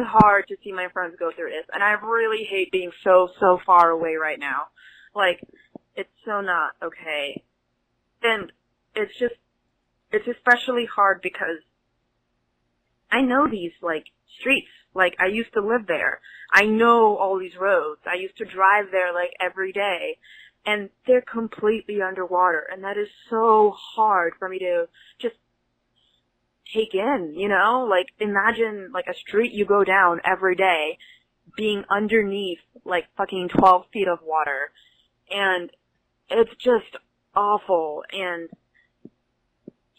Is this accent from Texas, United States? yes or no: yes; Houston, Texas, United States; moved away as an adult; now in New Hampshire, United States; I'm from Houston, Houston, Texas. I moved to New Hampshire about 2 weeks ago